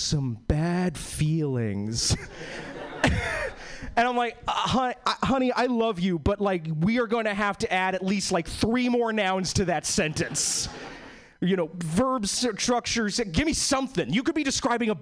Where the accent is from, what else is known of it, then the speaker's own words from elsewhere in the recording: East Coast, United States; now in Seattle, United States; I was born and bred in the East Coast. All my family is from like Boston and New York